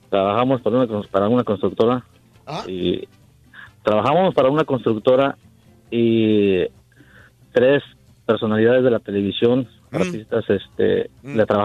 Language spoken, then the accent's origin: Spanish; Mexico City, Mexico; Yo soy de la Ciudad de México y no soy chilango, soy capitalino.